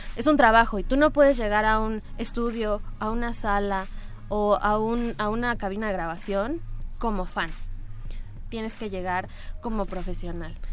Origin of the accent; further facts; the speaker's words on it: Cuernavaca, Morelos, Mexico; yo soy de Cuernavaca